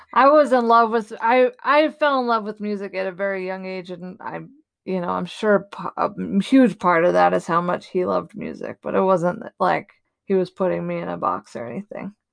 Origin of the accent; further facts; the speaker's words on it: the East Coast, Northeast, United States; moved away; also born or lived in Boulder, Colorado / Denver; I'm from the East Coast, the Northeast